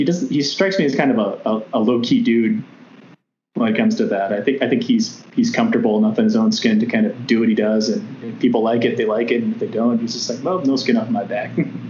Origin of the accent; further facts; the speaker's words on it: North Carolina, United States; I spent most of my formative years in North Carolina